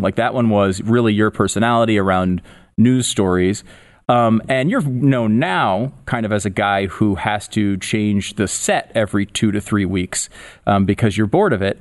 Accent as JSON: {"language": "English", "region": "Connecticut", "country": "United States", "tie": "born or raised there", "also_born_or_lived": "Tampa, Florida", "moved": "as an adult", "said": "I grew up in Connecticut"}